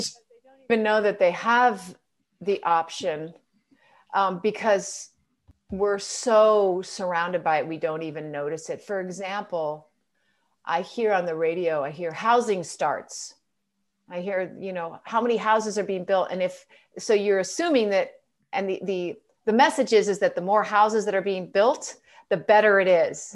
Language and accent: English; United States; I, as an American